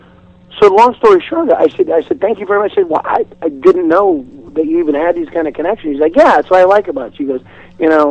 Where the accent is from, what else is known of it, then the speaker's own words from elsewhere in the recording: Seattle, Washington, United States; I'm from Seattle